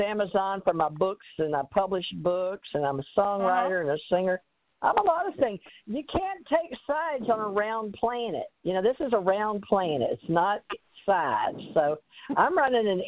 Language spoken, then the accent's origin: English; the South, United States; I'm from the South. We slang everything